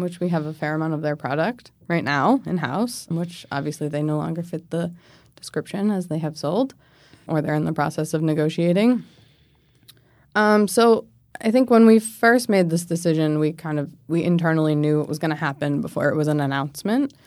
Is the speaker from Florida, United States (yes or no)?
no; Maine, United States; moved away as an adult; now in Washington, D.C., United States; I'm from Maine originally. So I grew up there